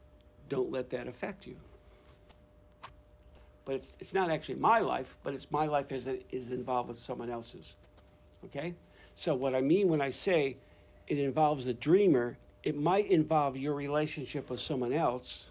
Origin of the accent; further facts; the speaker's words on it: Georgia, United States; I'm from Georgia